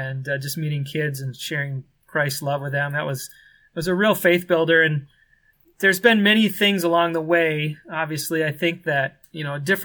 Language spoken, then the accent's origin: English; Minnesota, United States; moved away as an adult; now in Kenya; I grew up in Minnesota, born and raised